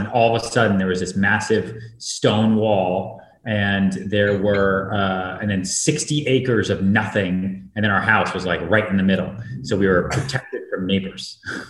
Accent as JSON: {"language": "English", "town": "Boston", "region": "Massachusetts", "country": "United States", "tie": "born or raised there", "also_born_or_lived": "Texas", "said": "I was born in Texas, but yeah. I grew up in Massachusetts, outside Boston."}